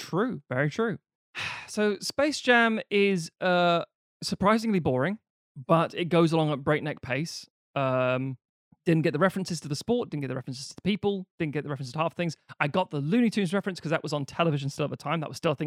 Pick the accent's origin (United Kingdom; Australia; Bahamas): United Kingdom; growing up in Britain